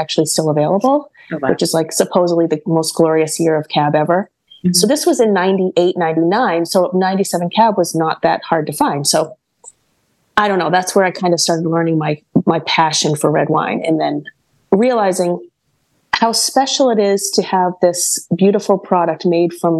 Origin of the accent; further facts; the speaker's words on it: Portland, Maine, United States; moved away as an adult; also born or lived in San Francisco, California; Portland, Maine. I went to all 3 schools on Stevens Ave